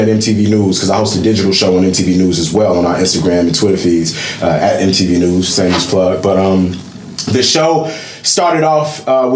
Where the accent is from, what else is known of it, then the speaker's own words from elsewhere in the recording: Chicago, Illinois, United States; I come from the South Side, I'm a reporter on the South Side